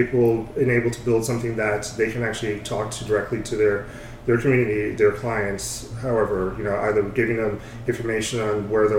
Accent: New Jersey, United States; moved away as an adult; also born or lived in California; now in New York, United States; I was born in New York, grew up mostly in New Jersey

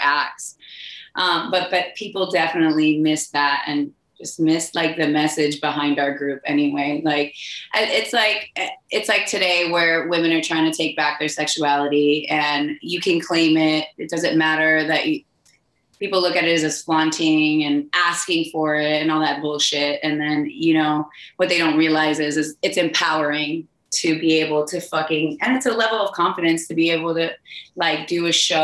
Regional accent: Miami, Florida, United States; I'm from Miami

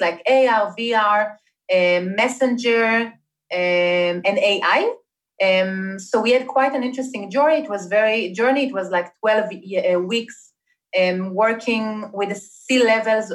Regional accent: Israel; moved away as an adult; I'm originally Israeli, was born and raised in Israel

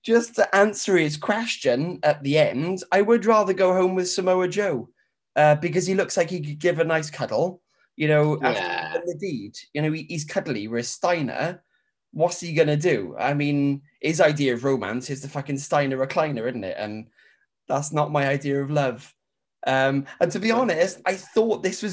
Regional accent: Welsh, Wales, United Kingdom; We are two Welsh brothers

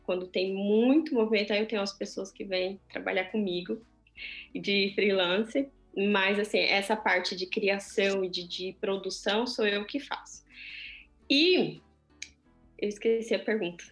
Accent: Brazil; now in Switzerland; na minha terra, né? No meu país

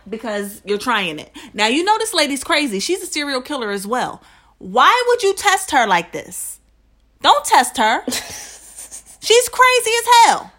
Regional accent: New Jersey, United States; now in Philadelphia, United States; I'm from Jersey. I'm suburban.

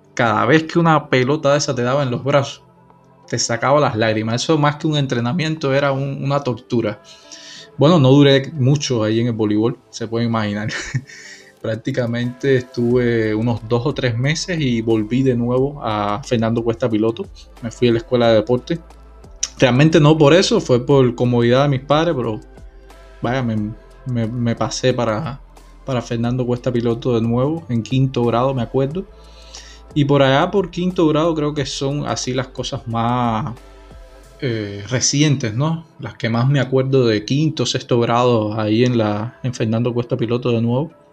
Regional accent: Santa Clara, Villa Clara, Cuba; moved away; yo soy de Santa Clara

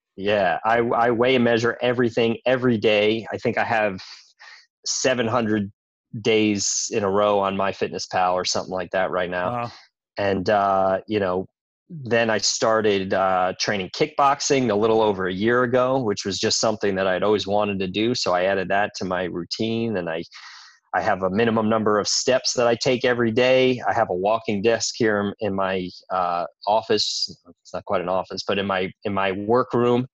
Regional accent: New York, United States; I grew up in New York, so I grew up eating good food

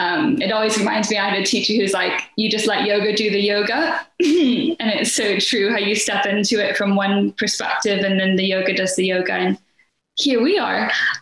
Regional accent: United States; now in United Kingdom; I'm currently based in North Wales, nestled between the ocean and the mountains. That's quite magical. But I'm originally from the States by way of 1,000 different countries, really.

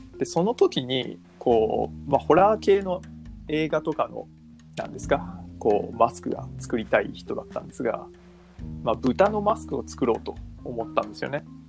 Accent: Fujisawa, Kanagawa, Japan; moved away as an adult; also born or lived in Fukui; もともと実家は東京なんですけど、藤沢

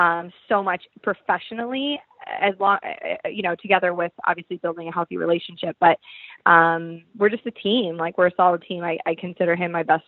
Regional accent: Toronto, Ontario, Canada; moved away; my hometown

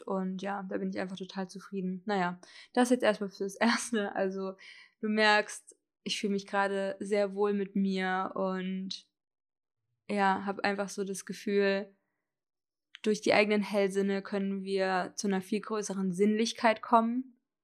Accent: Hesse, Germany; moved away as an adult; also born or lived in Berlin; Ich bin dann nach Hessen, wo ich aufgewachsen bin und mein Abi gemacht habe

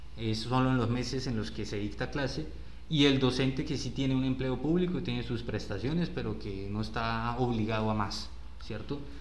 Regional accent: Colombia; estaremos eh, desafiados como sociedad colombiana

